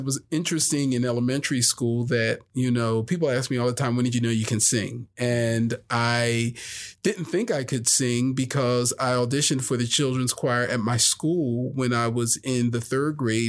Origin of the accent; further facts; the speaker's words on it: New Jersey, United States; now in Las Vegas, United States; From New Jersey. So I'm from the Philly, South Jersey area.